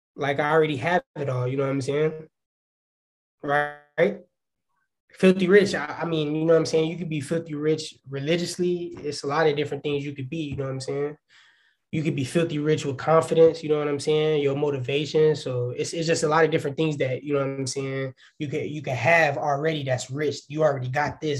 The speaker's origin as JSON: {"language": "English", "town": "Waukegan", "region": "Illinois", "country": "United States", "also_born_or_lived": "Chicago, Illinois", "said": "I'm from Waukegan, Illinois"}